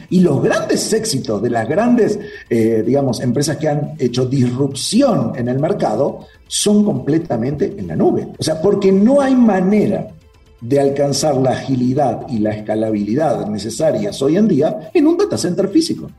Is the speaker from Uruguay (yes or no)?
yes; Uruguay; moved away as an adult; now in Mexico City, Mexico; No soy argentino, siempre lo, aclaro. Nací en Uruguay, aunque hablamos medio parecido